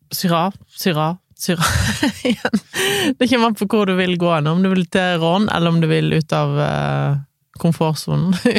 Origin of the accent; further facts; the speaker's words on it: Voss, Vestland, Norway; moved away; Mesteparten av nyttårsaftene har jo ferd på Voss. Det er jo der jeg kommer fra, ofte har vært hjemme på nyttårsaften